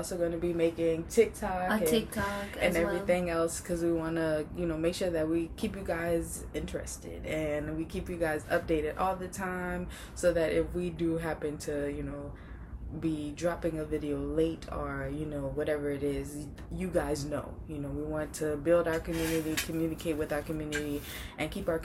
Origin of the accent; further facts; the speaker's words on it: New Orleans, Louisiana, United States; moved away as an adult; now in Texas, United States; I am originally from New Orleans. I'm new to the Texas area.